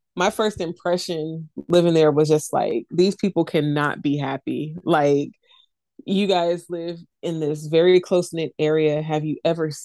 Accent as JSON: {"language": "English", "town": "Oakland", "region": "California", "country": "United States", "also_born_or_lived": "Williamsburg, Virginia", "moved": "yes", "said": "I'm from Oakland"}